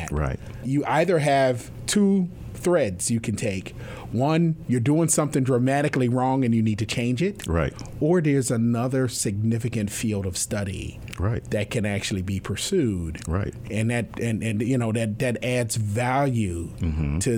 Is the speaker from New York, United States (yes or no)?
yes; New York City, New York, United States; So I grew up in New York City.